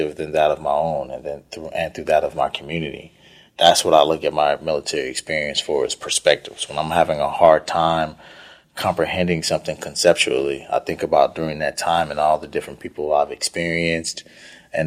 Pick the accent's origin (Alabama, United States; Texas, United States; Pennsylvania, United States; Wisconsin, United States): Texas, United States; Houston; I grew up on the northeast side of Houston, Trinity Garden, Fifth Ward, Cashmere Gardens area, Acres Home, on the northeast side of town